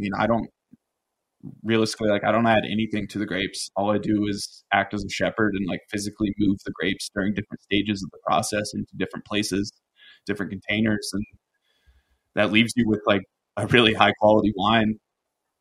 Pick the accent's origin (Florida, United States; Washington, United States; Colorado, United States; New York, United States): Colorado, United States; Paonia; also born or lived in Austin, Texas; when I was 8, we moved from Austin, Texas, where he was designing and building homes, to Paonia, a town of 2,000 people